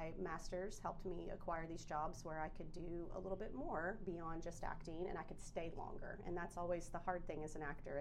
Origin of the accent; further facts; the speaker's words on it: Jonesboro, Arkansas, United States; I grew up in Jonesboro, Arkansas